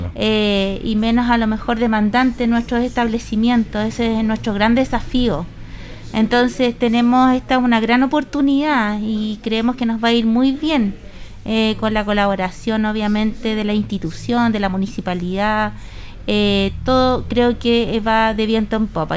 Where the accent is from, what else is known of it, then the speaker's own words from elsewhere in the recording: Chile; patrones conductuales y culturales también que tenemos como cultura chilena